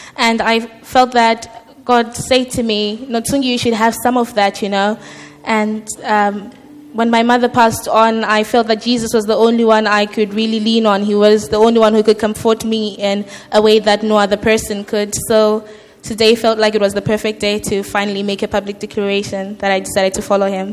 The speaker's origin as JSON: {"language": "English", "country": "Zimbabwe", "tie": "born or raised there", "moved": "as an adult", "said": "I was born and raised a Christian in Zimbabwe"}